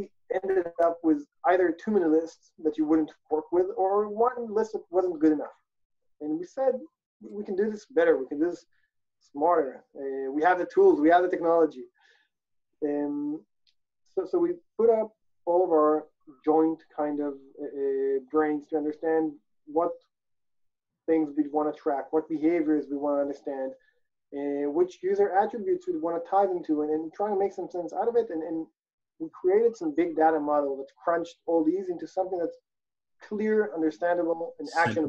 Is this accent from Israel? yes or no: yes; Israel; also born or lived in South Africa / Italy; I'm originally from Israel, grew up and about in South Africa and Italy, spent a couple of years abroad.